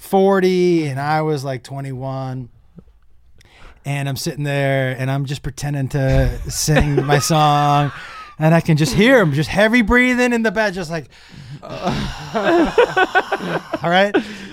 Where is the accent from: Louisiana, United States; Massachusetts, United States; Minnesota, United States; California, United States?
Massachusetts, United States; I grew up in Massachusetts in a small little town in Western Mass. And so we were all friendly.